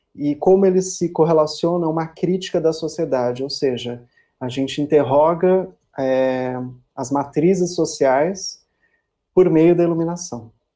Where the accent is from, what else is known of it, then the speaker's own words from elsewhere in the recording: São Paulo, Brazil; moved away as an adult; now in Porto Seguro, Brazil; eu sou de São Paulo, né? Minha vida toda praticamente morei lá